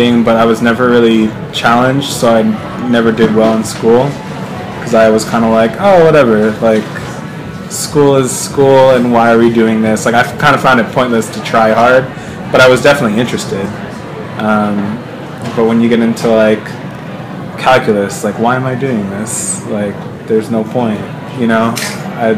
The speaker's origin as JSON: {"language": "English", "town": "Glen Rock", "region": "New Jersey", "country": "United States", "tie": "born or raised there", "also_born_or_lived": "Ridgewood, New Jersey", "said": "grew up in the suburbs of Glen Rock, you know, pretty predominantly white neighborhood"}